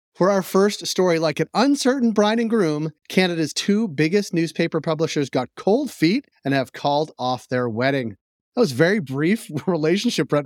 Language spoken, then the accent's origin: English; United States; I being American